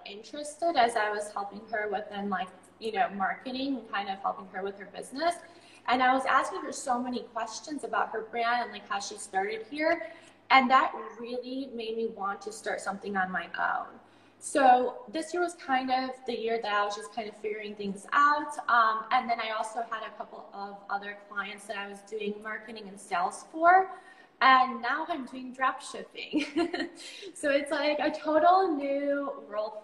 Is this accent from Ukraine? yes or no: no; Chicago, Illinois, United States; moved away as an adult; now in Bali, Indonesia; I grew up in Chicago